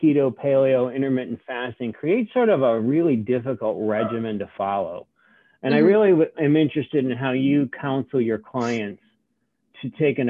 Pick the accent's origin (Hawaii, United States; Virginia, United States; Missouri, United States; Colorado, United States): Virginia, United States; Richmond; I noticed in my hometown of Richmond, where nobody's ridden SoulCycle